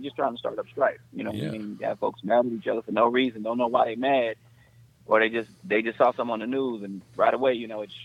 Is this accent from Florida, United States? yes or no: no; Texas, United States; moved away; also born or lived in Los Angeles, California; I'm from Texas, but lived out in California so long that I got a little bit of the, I want to say the Los Angeles swag